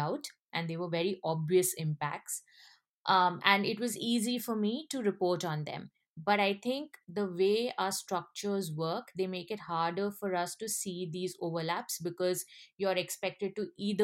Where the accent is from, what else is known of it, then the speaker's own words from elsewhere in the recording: India; I come from India